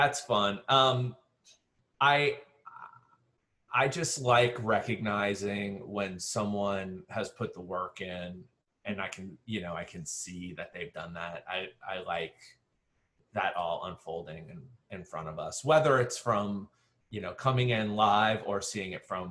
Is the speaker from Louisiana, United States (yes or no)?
yes; New Orleans, Louisiana, United States; also born or lived in Shreveport, Louisiana; New Orleans is my hometown, but I'm now 10 years invested back into New Orleans